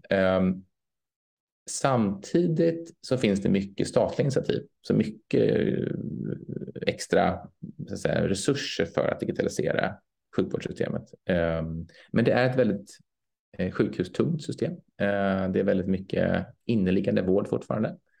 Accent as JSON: {"language": "Swedish", "country": "Sweden", "said": "som svensk"}